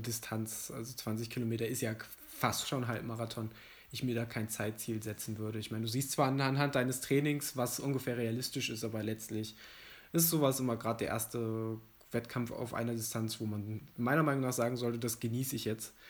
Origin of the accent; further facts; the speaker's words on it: Mettmann, North Rhine-Westphalia, Germany; moved away; also born or lived in Giessen; in meine Heimatstadt zu fahren, nach äh, Mettmann in der Nähe von Düsseldorf und Wuppertal.